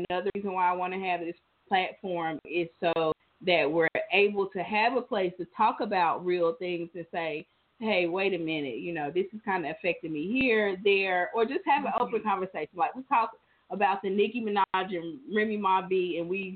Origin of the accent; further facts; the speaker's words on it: New York City, New York, United States; I grew up in New York. I was born in Queens